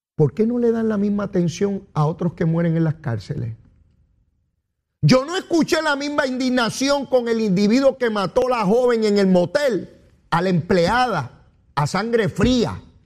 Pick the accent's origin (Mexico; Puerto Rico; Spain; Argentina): Puerto Rico; Caribeño y latinoamericano soy yo, caribeño y latinoamericano y puertorriqueño. Y de aquí, yo nací aquí y por aquí me quedaré